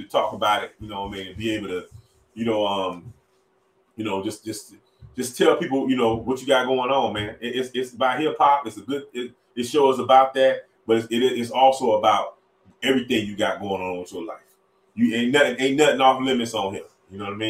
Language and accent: English; Miami, Florida, United States; I'm from Miami.